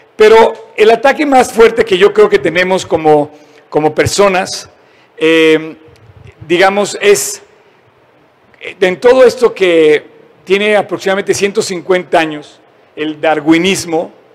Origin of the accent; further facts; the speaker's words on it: Mexico; somos mexicanos